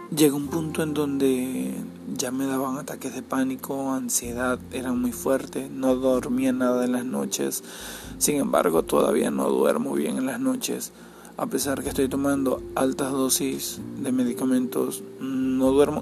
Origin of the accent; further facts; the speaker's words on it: Cabimas, Zulia, Venezuela; Soy de Venezuela y soy de Cabimas